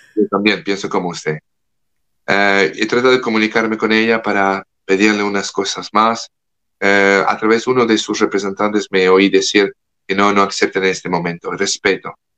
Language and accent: Spanish; France; Spanish is a second language; now in United States; Yo como francés le hablo como francés que vive en los Estados Unidos